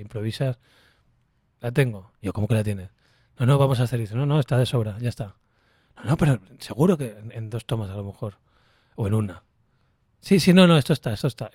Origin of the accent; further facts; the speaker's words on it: Canary Islands, Spain; yo que soy canario